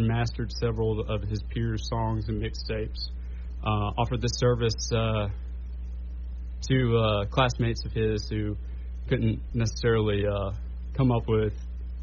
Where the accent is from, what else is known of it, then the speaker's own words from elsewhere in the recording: Shreveport, Louisiana, United States; also born or lived in Ruston, Louisiana / Bossier City, Louisiana; I am a native of the Shreveport-Bossier area. I was born at Bossier City General, which no longer exists